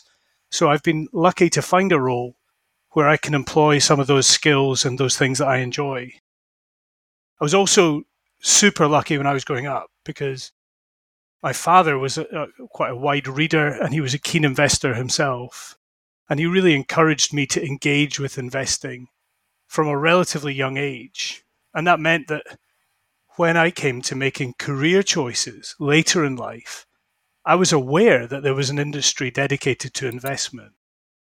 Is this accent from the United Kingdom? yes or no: yes; Scotland, United Kingdom; accent: Scottish; also born or lived in London; now in Edinburgh, United Kingdom; as you can probably tell from my accent, I'm Scottish